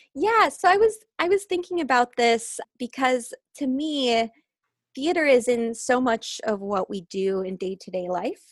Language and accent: English; United States; moved away; I spent a summer back in the Quad Cities, uh, my hometown